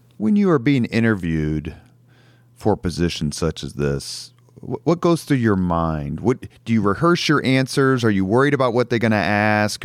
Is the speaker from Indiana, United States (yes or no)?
yes; Indianapolis, Indiana, United States; I grew up in Irvington